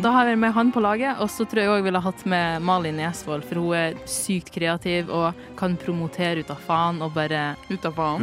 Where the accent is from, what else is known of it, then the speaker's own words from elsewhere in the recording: Northern Norway, Norway; jeg er nordlending